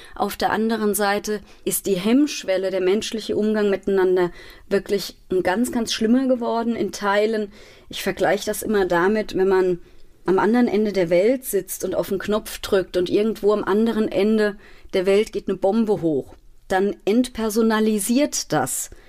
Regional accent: Mainz, Rhineland-Palatinate, Germany; Ich bin aufgewachsen in Mainz-Laubenheim

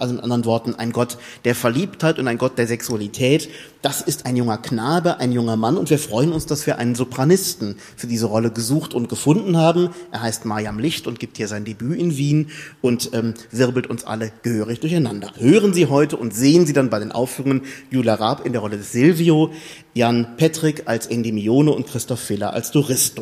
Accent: Germany; wir als Deutsche

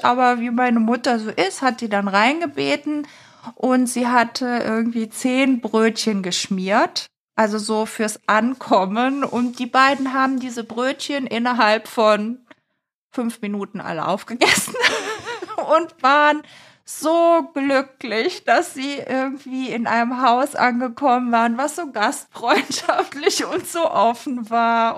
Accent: Eifel, Germany; in meiner Heimatstadt, äh, in der Eifel

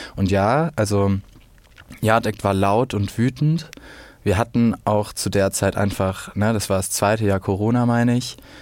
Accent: Swabia, Germany; Ich komme ja aus dem Schwabenland

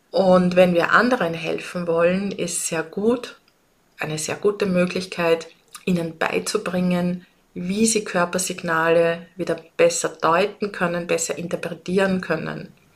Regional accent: Austria; accent: Austrian dialect; wie du es vielleicht an meinem Dialekt hörst. Ich komme aus Österreich. Ich lebe und arbeite in Wien

